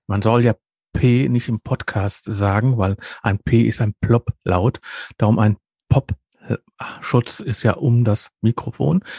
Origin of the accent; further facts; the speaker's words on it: Ruhr area, North Rhine-Westphalia, Germany; Bei uns im Ruhrgebiet